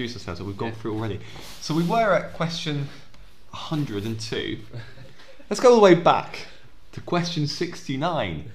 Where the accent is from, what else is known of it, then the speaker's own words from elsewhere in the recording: Maidstone, South East England, United Kingdom; moved away; also born or lived in Lincoln / Scotland; I grew up in Kent, in Maidstone.